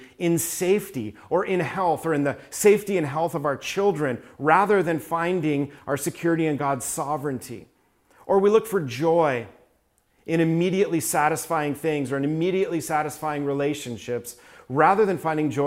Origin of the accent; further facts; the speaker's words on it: New York, United States; I was raised in New York